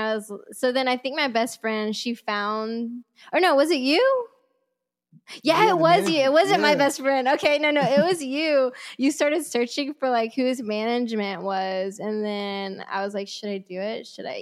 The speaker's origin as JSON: {"language": "English", "region": "Texas", "country": "United States", "said": "Come on, I'm from Texas."}